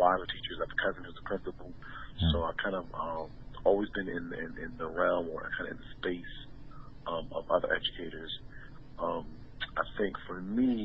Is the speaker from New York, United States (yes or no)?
no; Trenton, New Jersey, United States; moved away as an adult; now in Philadelphia, United States; Born and raised in Trenton, New Jersey. Been living in Philadelphia the last 10 years.